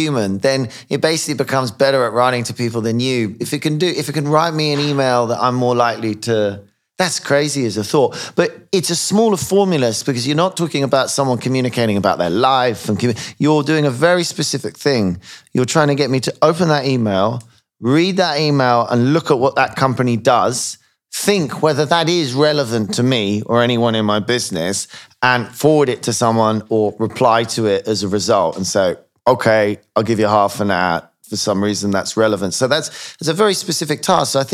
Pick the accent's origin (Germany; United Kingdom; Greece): United Kingdom; as a British person